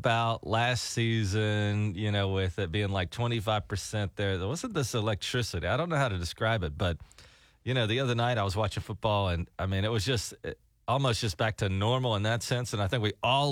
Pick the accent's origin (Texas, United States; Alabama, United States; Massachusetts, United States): Alabama, United States; now in Oklahoma, United States; we grew up in Alabama